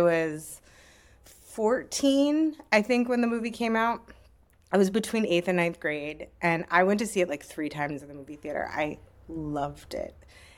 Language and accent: English; Bethlehem, Pennsylvania, United States; now in New York, United States; So I grew up in Bethlehem, Pennsylvania, famous for Bethlehem Steel.